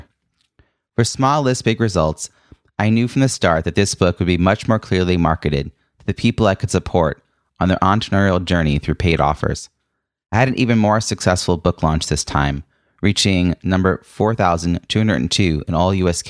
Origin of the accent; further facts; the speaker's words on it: Long Island, New York, United States; your home in Long Island, New York, which is also my hometown